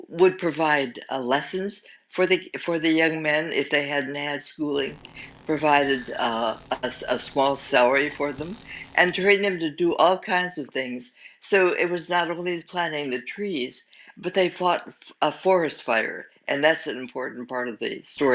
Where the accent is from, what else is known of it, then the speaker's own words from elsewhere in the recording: Detroit, Michigan, United States; I am from the Detroit area